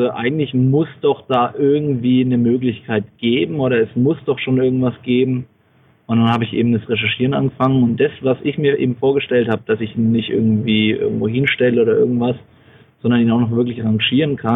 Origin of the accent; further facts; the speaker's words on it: Bamberg, Bavaria, Germany; Ähm, ja, ich komme aus Bamberg, bin jetzt mittlerweile 30 Jahre alt.